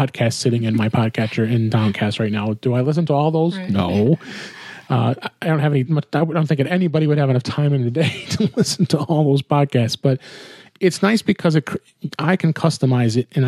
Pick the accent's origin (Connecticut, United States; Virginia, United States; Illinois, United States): Illinois, United States; outside of Chicago; moved away; out in my hometown neck of the woods, outside of Chicago